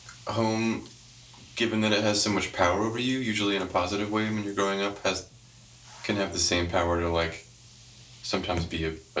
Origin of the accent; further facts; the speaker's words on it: Mattapoisett, Massachusetts, United States; I'm from Mattapoisett, Massachusetts.